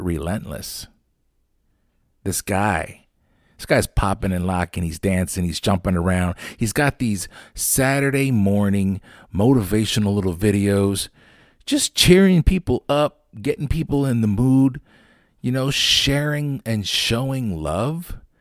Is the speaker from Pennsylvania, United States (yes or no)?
yes; Lancaster, Pennsylvania, United States; also born or lived in Landisville; growing up in Lancaster